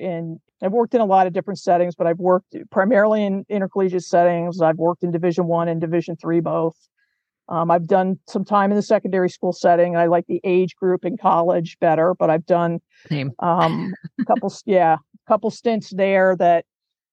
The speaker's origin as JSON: {"language": "English", "town": "Cincinnati", "region": "Ohio", "country": "United States", "tie": "born or raised there", "said": "I grew up in Cincinnati"}